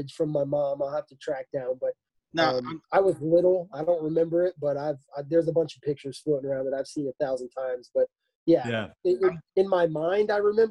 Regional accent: Florida Keys, United States; I grew up in the Florida Keys

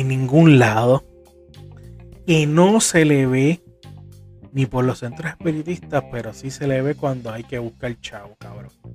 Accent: Puerto Rico; Soy de Puerto Rico, vivo en Corozal.

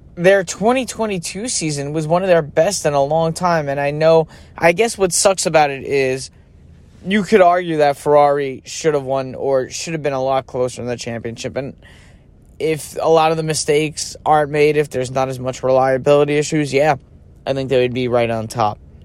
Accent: United States; being born in the United States as an American

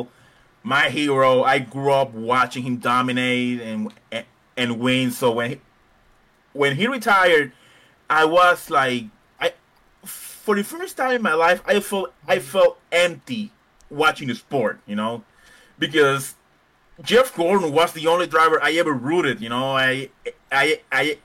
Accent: Puerto Rico; now in Fort Worth, United States; I live in Fort Worth, Texas, but I was born in a small Caribbean island called Puerto Rico

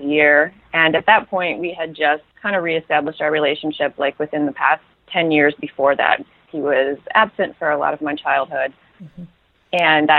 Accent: Toledo, Ohio, United States; moved away as an adult; also born or lived in Portland, Maine; now in Los Angeles, United States; I was born in Toledo, and I lived there until I was about 25

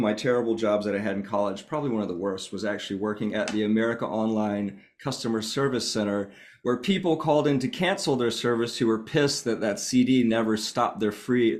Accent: Northwest Georgia, United States; moved away as an adult; also born or lived in Seattle; now in Vermont, United States; I grew up in a rural place, Northwest Georgia, where, you know, extremely conservative.

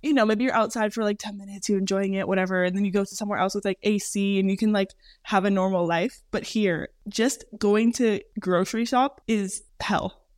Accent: California, United States; moved away as an adult; also born or lived in Minnesota / Santa Clarita, California; now in Europe; Jordan and I were both raised in California. Jordan born in California, me just raised because I was born in Minnesota but moved to California when I was around 9 years old

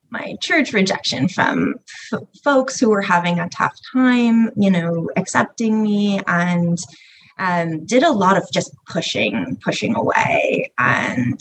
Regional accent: small town off Cape Cod, Massachusetts, United States; I was raised in a super small town off of Cape Cod in Massachusetts

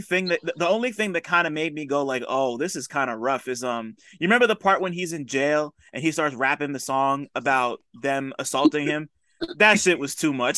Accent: New Jersey, United States; he's about to play my hometown not too soon. Like, he's about to play um in Jersey.

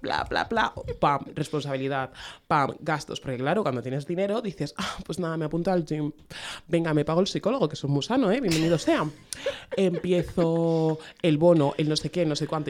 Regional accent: Spain; Venimos de España

